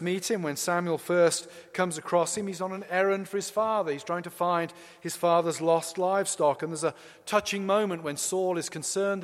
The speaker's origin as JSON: {"language": "English", "region": "England", "country": "United Kingdom", "moved": "as an adult", "lives_now": "United States", "said": "my own identity as an Englishman"}